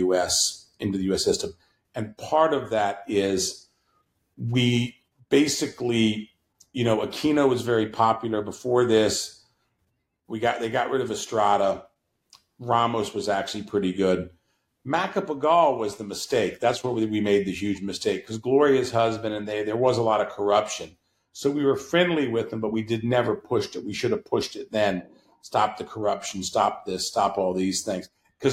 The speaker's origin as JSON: {"language": "English", "region": "Virginia", "country": "United States", "said": "I'm from Virginia, sir."}